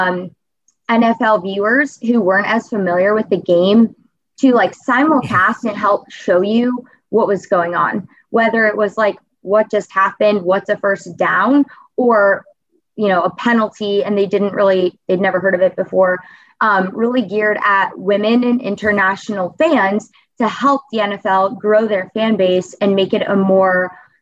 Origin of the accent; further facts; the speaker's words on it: Cincinnati, Ohio, United States; ultimately brought me back to Cincinnati. Because as I was away from Cincinnati, in college especially, it was the first time that I missed a Bengals home game